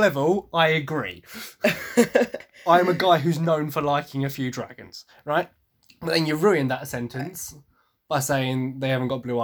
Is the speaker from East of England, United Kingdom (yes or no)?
yes; Essex, East of England, United Kingdom; I am from Essex, despite how hard I try to hide my accent